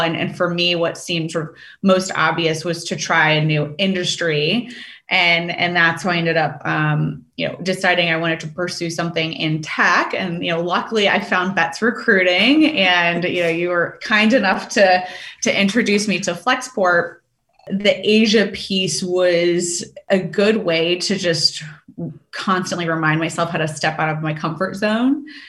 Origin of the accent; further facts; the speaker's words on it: Richmond, Virginia, United States; moved away as an adult; also born or lived in China; I'm from Richmond, Virginia